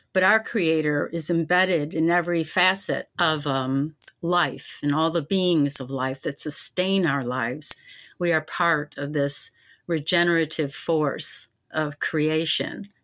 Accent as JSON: {"language": "English", "town": "Syracuse", "region": "New York", "country": "United States", "tie": "born or raised there", "said": "Growing up in Syracuse, I, I was raised in the educational system"}